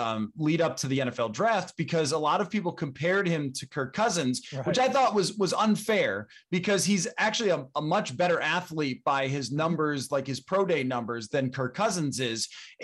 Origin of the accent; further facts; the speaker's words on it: Buffalo, New York, United States; moved away; Now, Doug, I grew up in Buffalo. That's where my career started.